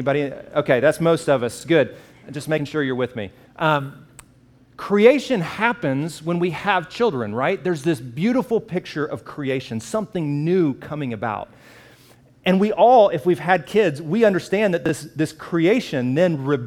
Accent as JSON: {"language": "English", "region": "the South", "country": "United States", "said": "I'm from the South, and so in where I live"}